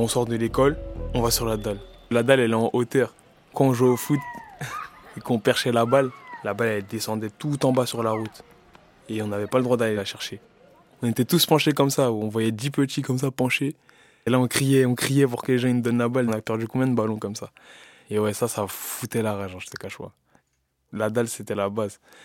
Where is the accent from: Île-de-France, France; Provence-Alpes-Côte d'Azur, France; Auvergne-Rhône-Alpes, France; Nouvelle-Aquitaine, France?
Île-de-France, France; Bobigny; Bobigny, c'est chez moi, c'est ma maison. C'est là où j'ai grandi